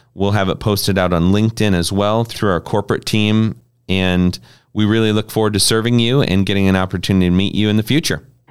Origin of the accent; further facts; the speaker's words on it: Harlan, Iowa, United States; We had a senior living community in Harlan, Iowa, where I, where I grew up